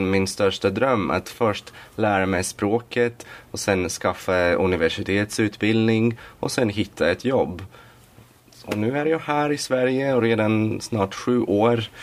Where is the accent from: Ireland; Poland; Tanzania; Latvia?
Latvia; Swedish is a second language; moved away as an adult; now in Sweden; Jag kommer från Lettland.